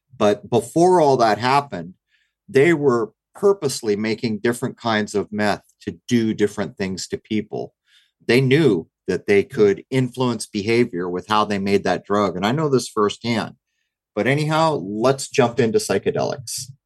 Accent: United States; what I notice about growing up in America is we know how to party

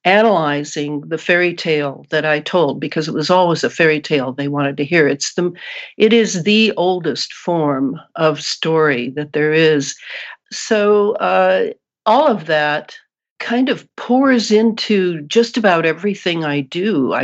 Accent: Missouri, United States; my home state of Missouri.

